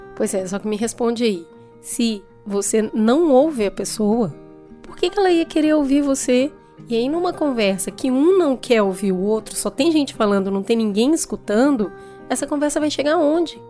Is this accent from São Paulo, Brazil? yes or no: yes; Hortolândia, São Paulo, Brazil; eu sou de Hortolândia